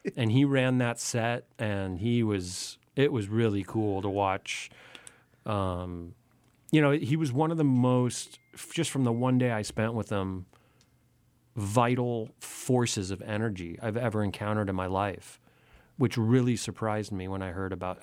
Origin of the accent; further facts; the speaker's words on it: Santa Monica, California, United States; I'm born and raised in Santa Monica.